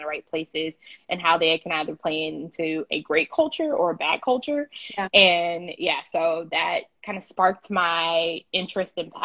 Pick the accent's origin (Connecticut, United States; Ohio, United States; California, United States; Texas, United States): Texas, United States; Houston; moved away; also born or lived in Syracuse; I grew up in Houston, Texas. I was born there